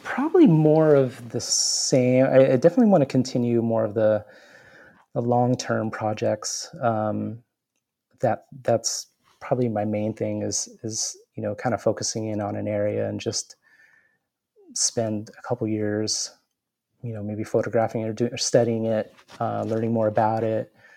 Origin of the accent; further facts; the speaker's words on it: San Diego, California, United States; rediscovering my hometown